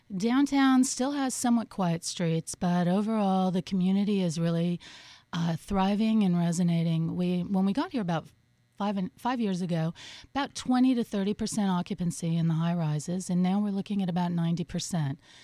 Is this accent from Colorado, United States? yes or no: yes; Colorado, United States; also born or lived in Boulder, Colorado / San Francisco, California / Los Angeles, California / Portland, Oregon; now in Miami, United States; I grew up in Colorado, went to uh, Boulder for a while